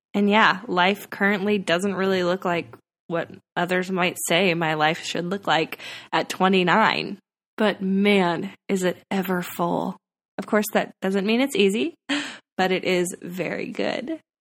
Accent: California, United States; moved away as an adult; also born or lived in Nashville; I moved back to my hometown in California

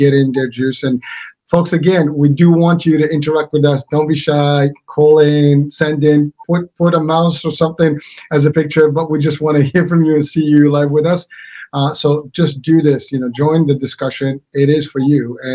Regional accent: Morocco; now in United States; I'm from the States, but I am originally from Morocco

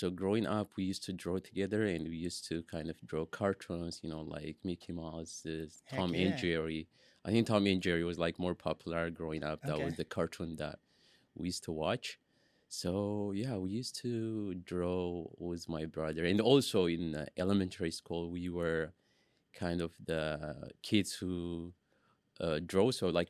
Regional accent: Asmara, Maekel, Eritrea; moved away; also born or lived in Sudan; So I'm originally from Eritrea. I was born in Asmara, Eritrea. That's where I was raised until I moved to Sudan.

